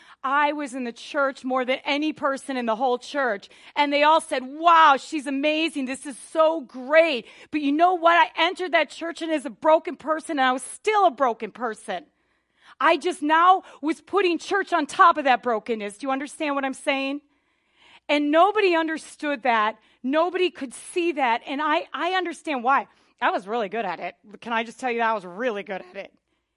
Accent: Wisconsin, United States; But I wasn't raised in Southern California. I was raised in Northern Wisconsin. I lived in the country, and we were like the only church in like, 100 miles or something like that.

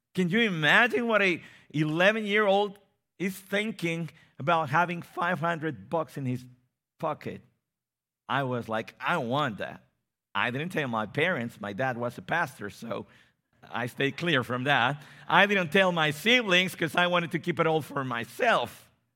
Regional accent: Mexico City, Mexico; I come from Mexico City

